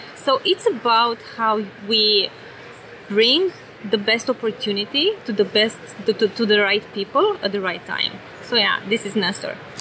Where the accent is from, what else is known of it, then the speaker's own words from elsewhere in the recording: Romania; accent: European; now in San Francisco, United States; originally, I'm from Romania